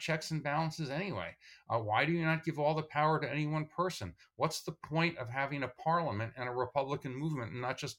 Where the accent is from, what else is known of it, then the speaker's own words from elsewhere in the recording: Tenafly, New Jersey, United States; I come from Tenafly, New Jersey